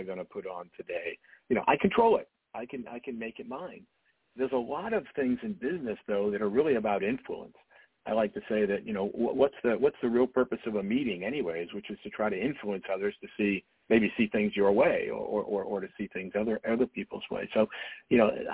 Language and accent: English; Dartmouth, Massachusetts, United States; I grew up in Dartmouth, Massachusetts, which is a pretty small community in southeastern Massachusetts.